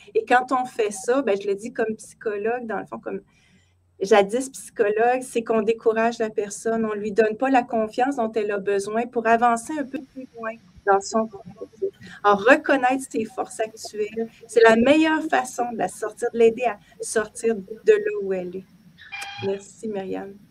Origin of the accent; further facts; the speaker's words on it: Canada; chez nous au Canada